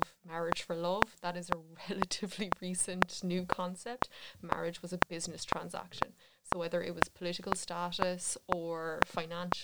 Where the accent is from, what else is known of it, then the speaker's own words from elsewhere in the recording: Cork, Munster, Ireland; I'm from Cork